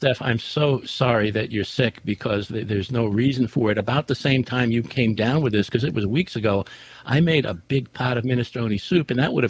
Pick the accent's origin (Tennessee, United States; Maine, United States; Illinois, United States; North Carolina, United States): Maine, United States; Portland; I'm from the Portland, Maine area, and I've been a listener for quite some time.